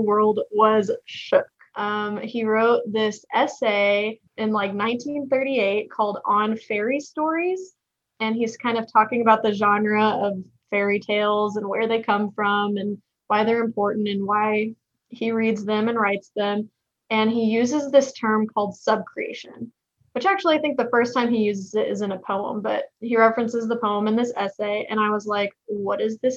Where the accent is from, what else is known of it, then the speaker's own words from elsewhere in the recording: Texas, United States; accent: hick; I am a Texan. You can probably tell from my hick accent